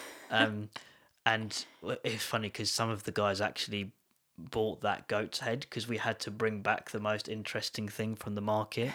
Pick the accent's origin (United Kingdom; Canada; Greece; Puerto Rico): United Kingdom; London; moved away; I was born in, near London